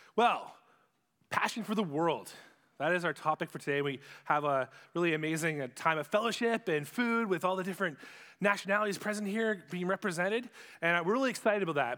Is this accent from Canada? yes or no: yes; Ipperwash, Ontario, Canada; also born or lived in Sarnia; where I grew up in Ipperwash